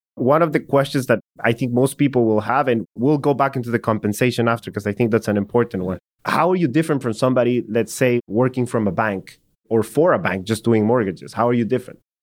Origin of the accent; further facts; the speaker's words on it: El Salvador; moved away; I'm from El Salvador